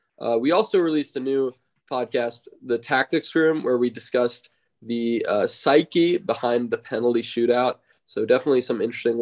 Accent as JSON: {"language": "English", "country": "United States", "tie": "born or raised there", "said": "growing up in the United States"}